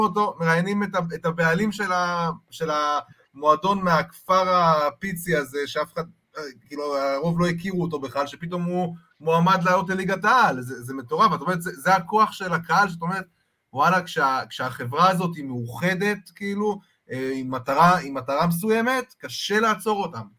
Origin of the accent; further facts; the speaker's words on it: Holon, Tel Aviv District, Israel; אני גדלתי בצפרירים